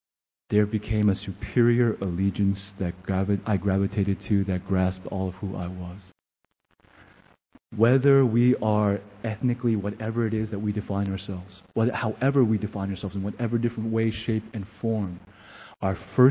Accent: United States; And I remember thinking from the depth of who I was, I am an American.

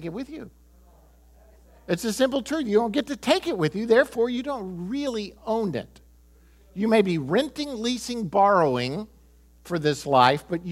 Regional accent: United States; I'm American

